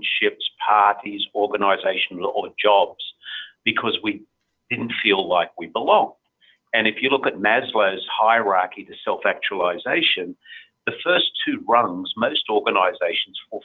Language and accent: English; Australia; moved away; in my home country, in the middle of the desert